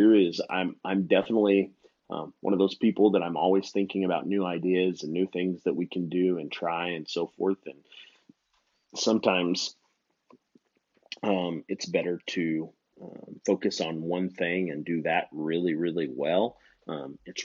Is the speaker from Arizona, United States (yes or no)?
yes; Phoenix, Arizona, United States; I grew up in an auction barn because, as you know, my stepmom ran an auction barn, a livestock auction barn here in the Phoenix metro area